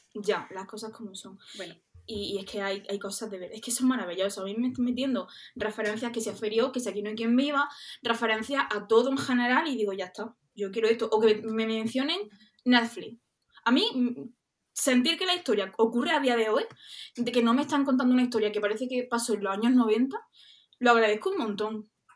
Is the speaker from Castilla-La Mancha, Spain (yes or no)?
no; Andalusia, Spain; accent: Andalusian; somos andaluzas, creo que se nota, ¿no?